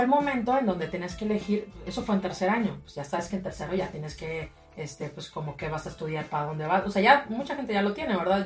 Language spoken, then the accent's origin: Spanish; Matamoros, Tamaulipas, Mexico; soy de aquí de Matamoros